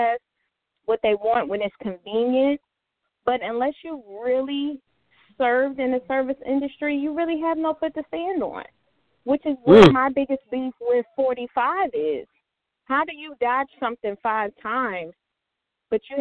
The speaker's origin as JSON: {"language": "English", "town": "Philadelphia", "region": "Pennsylvania", "country": "United States", "moved": "yes", "lives_now": "Virginia, United States", "said": "I'm calling from Virginia, but I'm from Philly"}